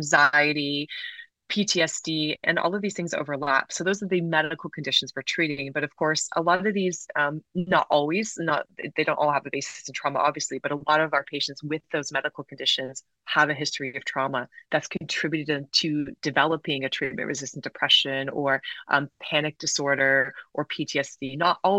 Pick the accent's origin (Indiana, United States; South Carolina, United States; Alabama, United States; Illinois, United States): South Carolina, United States; I grew up in the southern United States. I'm Canadian and British, but my dad worked in the States for many years, and I grew up in South Carolina, so very conservative state.